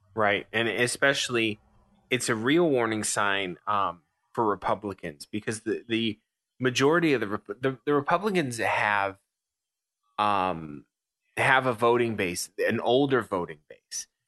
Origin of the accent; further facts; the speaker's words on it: United States; I'm an American.